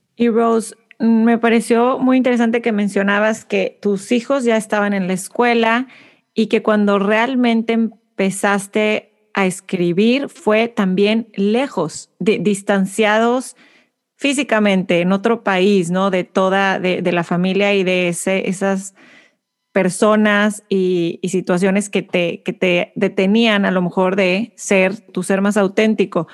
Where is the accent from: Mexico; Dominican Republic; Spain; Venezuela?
Mexico; Monterrey, Nuevo León; now in Houston, United States; soy de Monterrey, México